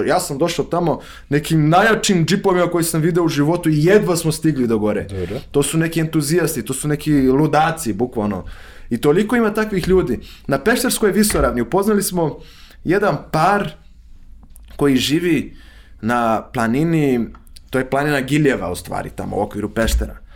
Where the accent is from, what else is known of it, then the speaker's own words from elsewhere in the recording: Rio de Janeiro, Brazil; Croatian is a second language; moved away as an adult; also born or lived in Tiradentes, Minas Gerais, Brazil; now in Serbia; ja sam rođen u Rio de Janeiro, ali, ali mi je, ovaj, uvek sam, ja sam odrastao na relaciji između Rio de Janeiro, koji je veliki grad sa preko 10 miliona stanovnika